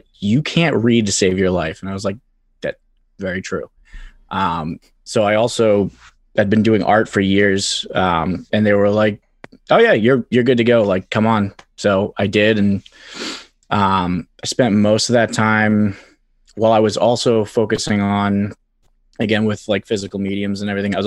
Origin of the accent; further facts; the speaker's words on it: Quincy, Massachusetts, United States; I grew up in Quincy. It's a bit of a lawless wasteland